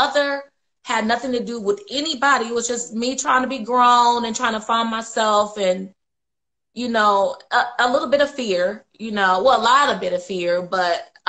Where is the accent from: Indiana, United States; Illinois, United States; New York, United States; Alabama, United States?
Indiana, United States; I grew up in Indiana my whole life